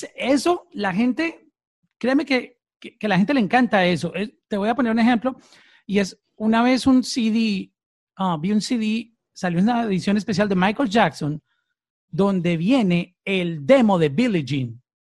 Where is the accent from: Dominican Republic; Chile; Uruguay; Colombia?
Colombia; Antioquia; moved away; soy de la misma tierra tuya, de, Antioquia.